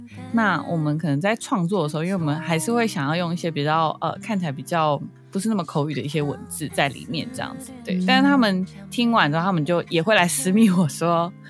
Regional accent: Taiwan; accent: Sixian Hakka tones with Hailu Hakka pronunciation; 我的调是四线的调，但是我的咬字是海陆的咬字。

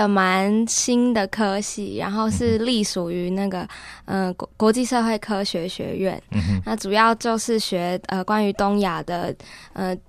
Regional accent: Kaohsiung, Taiwan; moved away as an adult; now in Taipei, Taiwan; 我是高雄人。

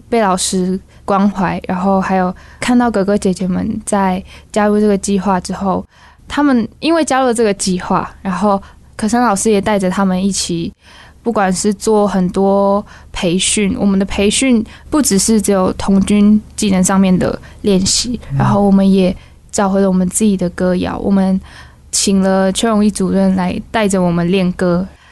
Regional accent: Wulu village, Haiduan, Taitung County, Taiwan; moved away as an adult; also born or lived in Taipei; 我的部落呢，它是四面环山，然后云雾缭绕。嗯。在每年的秋冬的时候，都会有浓厚的雾，围绕在部落里面

